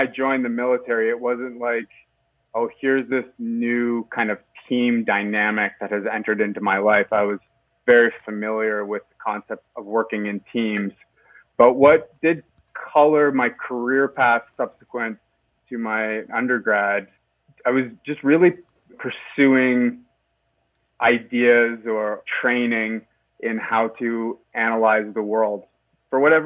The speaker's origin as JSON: {"language": "English", "town": "Halifax", "region": "Nova Scotia", "country": "Canada", "tie": "born or raised there", "also_born_or_lived": "Stockholm / Paris / London", "moved": "as an adult", "lives_now": "Toronto, Canada", "said": "I grew up in Halifax, Nova Scotia, okay, on Canada's East Coast."}